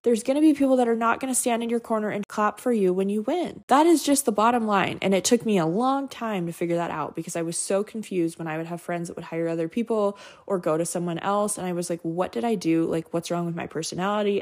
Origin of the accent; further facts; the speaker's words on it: Montana, United States; I grew up in Montana